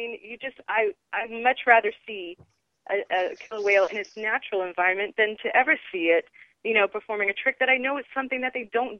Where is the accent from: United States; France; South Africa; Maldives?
United States; New England; I'm from New England, so I have done whale watching on several occasions.